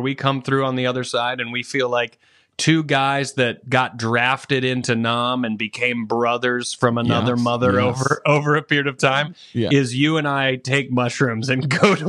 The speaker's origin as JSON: {"language": "English", "region": "the South", "country": "United States", "tie": "born or raised there", "said": "I growing up in the South, I know they're everywhere, but definitely growing up in the South, I know exactly 100%."}